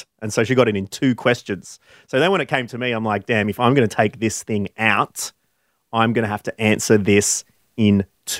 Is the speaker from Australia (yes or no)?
yes; Queensland, Australia; I'm 37 from Queensland and I showed sporting prowess.